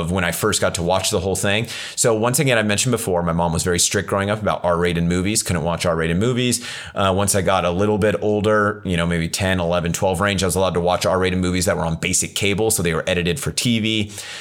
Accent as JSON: {"language": "English", "town": "Ripon", "country": "United States", "tie": "born or raised there", "said": "the small town I grew up in Ripon"}